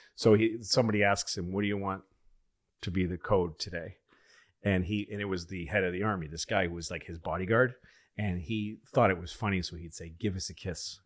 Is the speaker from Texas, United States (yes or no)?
no; Boston, Massachusetts, United States; moved away; also born or lived in New York; I'm a Boston guy